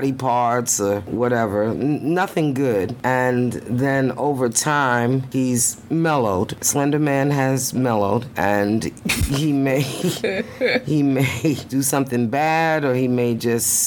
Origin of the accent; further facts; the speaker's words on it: New York City, New York, United States; moved away; we are originally from Brooklyn, New York